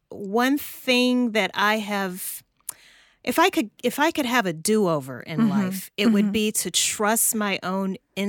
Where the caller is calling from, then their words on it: Atlanta, Georgia, United States; I am in Atlanta, Georgia, in the U.S.